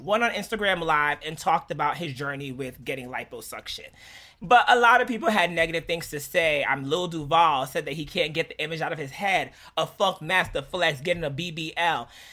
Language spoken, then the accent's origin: English; Jamaica; Being Jamaican is cool as shit